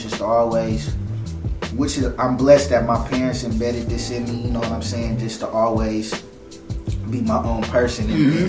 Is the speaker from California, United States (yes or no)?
yes; San Francisco, California, United States; growing up around Filmo, my roots being from Filmo